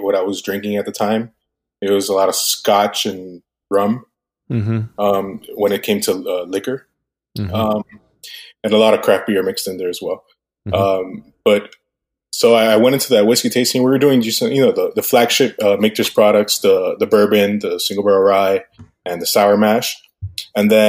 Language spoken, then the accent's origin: English; Westchester, Florida, United States; born or raised there; also born or lived in Cuba